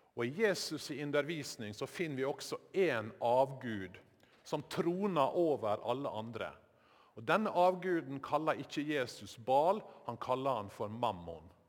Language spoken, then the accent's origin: Norwegian; Sykkylven, Møre og Romsdal, Norway; Sykkylven, der heimbygda mi var en del av eh, Sjøholt prestegjeld